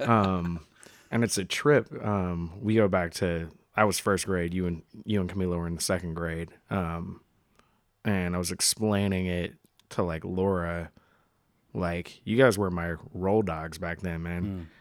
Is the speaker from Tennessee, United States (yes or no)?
no; Seattle, Washington, United States; moved away; our shared childhood growing up in Seattle